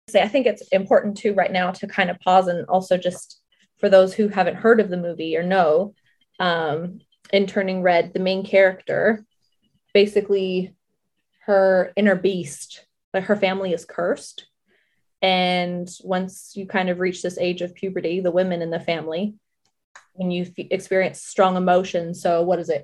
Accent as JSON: {"language": "English", "region": "Southern California", "country": "United States", "tie": "born or raised there", "said": "I grew up in Southern California"}